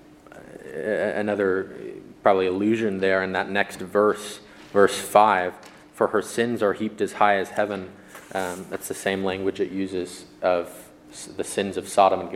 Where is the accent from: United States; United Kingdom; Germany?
United States; as Christians in America, we are American